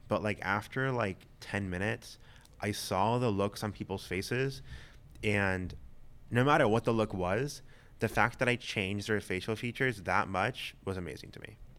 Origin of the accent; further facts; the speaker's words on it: Vass, North Carolina, United States; also born or lived in Loudoun County, Virginia; now in Northern Virginia, United States; I grew up in a little small town called Vass in North Carolina.